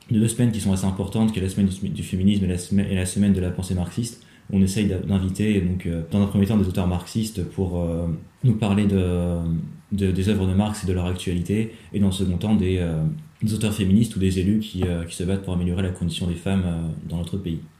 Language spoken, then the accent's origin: French; Rouen, Normandy, France; je suis originaire de Rouen.